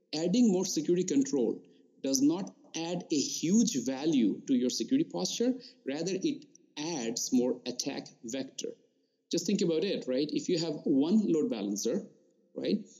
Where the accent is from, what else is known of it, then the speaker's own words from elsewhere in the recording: Tripura, India; moved away as an adult; also born or lived in Rourkela, India; now in United States; I grew up in India. I did my schooling in Eastern part in uh, Tripura